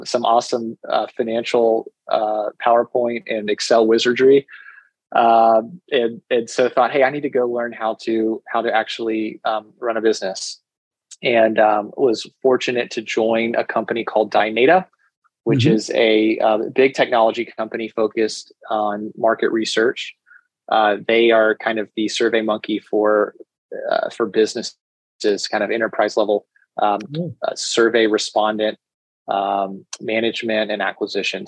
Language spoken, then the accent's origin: English; Dallas, Texas, United States; also born or lived in New York; I'm originally from Dallas and went to school here in Texas